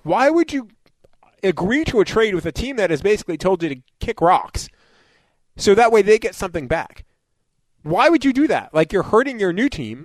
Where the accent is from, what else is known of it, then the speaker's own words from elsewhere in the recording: New York, United States; I grew up in New York. My dad had season tickets to the Jets when I was a kid